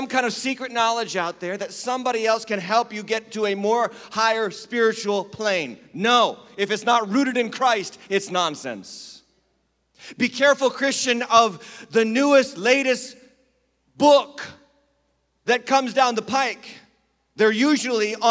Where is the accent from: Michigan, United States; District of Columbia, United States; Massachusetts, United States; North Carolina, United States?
Massachusetts, United States; Western; moved away; I was raised in Western Massachusetts.